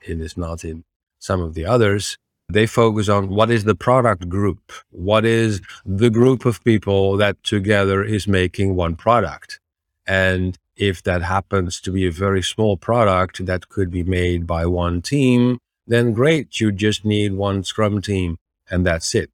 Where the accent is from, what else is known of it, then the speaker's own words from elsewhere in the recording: Netherlands; I'm from the Netherlands, originally a software engineer